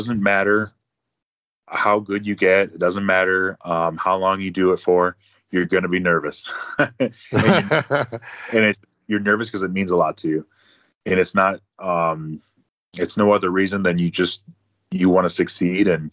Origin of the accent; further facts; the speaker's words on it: Escanaba, Michigan, United States; I'm just proud to be from there and I want to represent my hometown